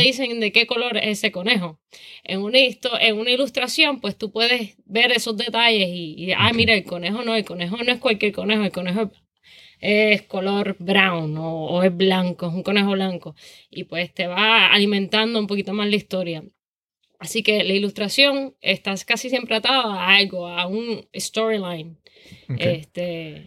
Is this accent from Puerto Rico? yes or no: yes; Toa Baja, Puerto Rico; also born or lived in San Juan, Puerto Rico / Savannah, United States; nací en San Juan, criada en Toa Baja